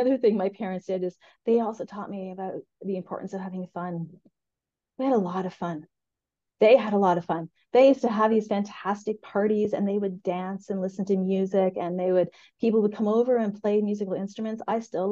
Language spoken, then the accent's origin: English; rural Eastern Ontario, Canada; we grew up in rural Ontario. They had a beef cattle farm.